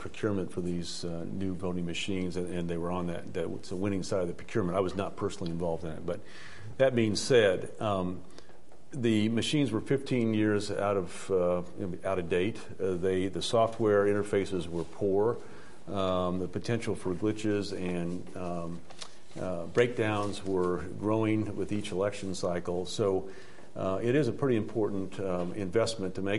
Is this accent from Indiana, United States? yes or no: yes; Perry Township, Indiana, United States; I grew up in Perry Township. My mother's still there.